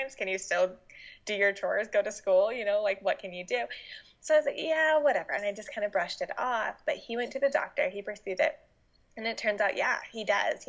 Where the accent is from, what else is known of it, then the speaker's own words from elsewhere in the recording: Utah, United States; moved away as an adult; now in Washington, United States; I moved out to Washington from Utah, where I'm originally from